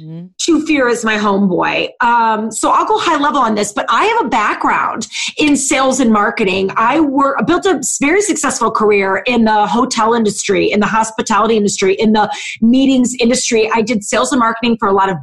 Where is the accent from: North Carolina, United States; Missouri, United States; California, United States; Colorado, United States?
Missouri, United States; St. Louis; moved away as an adult; also born or lived in Chicago / Ohio; now in Cleveland, United States; I am born and raised in St. Louis